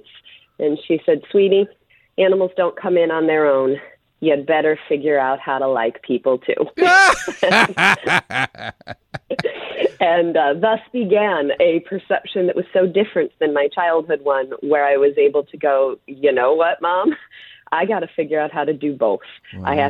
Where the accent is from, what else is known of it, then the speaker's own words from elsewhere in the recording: Colorado, United States; I grew up in Colorado